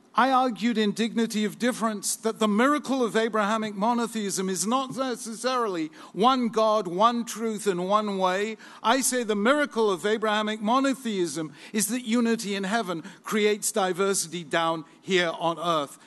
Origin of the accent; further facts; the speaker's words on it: England, United Kingdom; as an Englishman